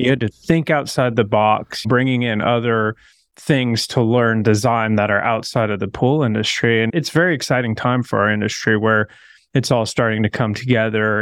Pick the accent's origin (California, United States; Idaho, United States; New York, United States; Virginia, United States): Idaho, United States; Coeur d'Alene; I'm from Coeur d'Alene, born and raised